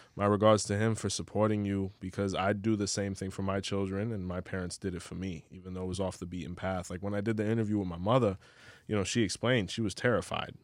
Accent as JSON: {"language": "English", "town": "Hialeah", "region": "Florida", "country": "United States", "moved": "yes", "lives_now": "Orlando, United States", "said": "I'm from Hialeah"}